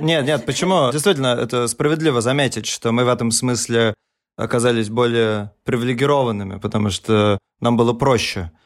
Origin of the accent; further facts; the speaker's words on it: Saint Petersburg, Russia; moved away as an adult; now in Berlin, Germany; Мы родились в Петербурге, выросли там, да.